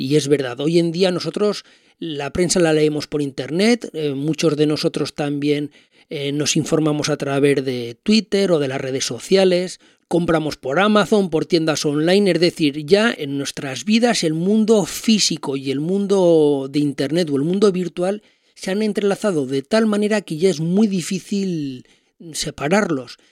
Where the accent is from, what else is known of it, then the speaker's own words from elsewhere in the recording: Spain; yo como español